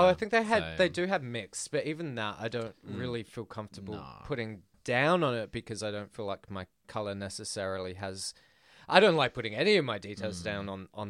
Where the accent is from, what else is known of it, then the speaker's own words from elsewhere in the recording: Adelaide, South Australia, Australia; I told someone on Grindr once that I was from Adelaide